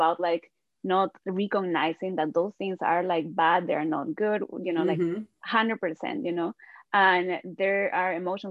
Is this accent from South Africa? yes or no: no; Peru; I'm from Peru